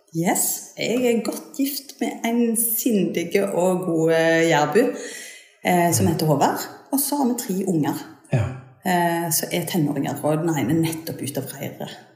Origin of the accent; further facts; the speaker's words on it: Suldal, Rogaland, Norway; moved away as an adult; also born or lived in Bergen; now in Jæren, Norway; jeg er ryfylking. Jeg er fra Suldal inne i Ryfylke